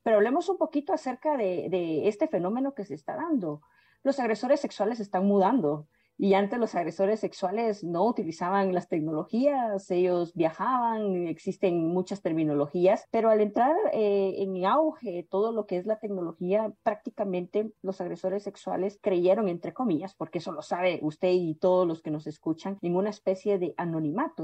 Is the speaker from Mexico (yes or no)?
no; Guatemala; moved away as an adult; now in Brazil; Soy una chica guatemalteca que vive actualmente en Brasil